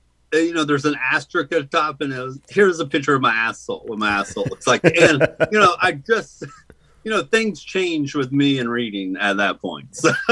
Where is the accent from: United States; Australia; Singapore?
United States; the South; No, I grew up in the South, man.